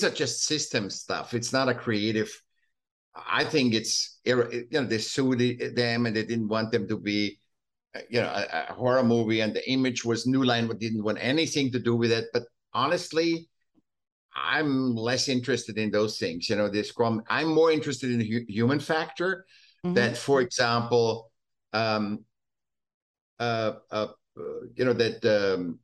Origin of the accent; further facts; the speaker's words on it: Vienna, Austria; moved away as an adult; I was still in Austria. I was born in Vienna